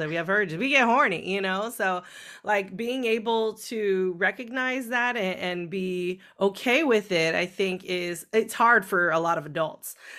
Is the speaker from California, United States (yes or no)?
yes; California, United States; growing up um, in California